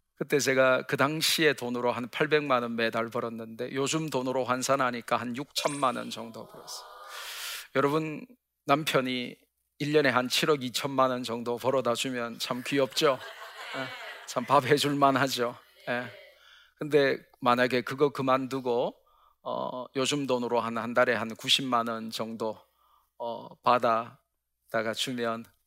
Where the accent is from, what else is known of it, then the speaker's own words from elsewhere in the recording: Gyeongsang, South Korea; 저는 경상도 사나이 B형 남자라